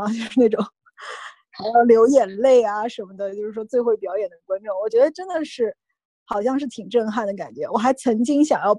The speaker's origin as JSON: {"language": "Chinese", "region": "Zhejiang", "country": "China", "said": "虽然我是个浙江人。"}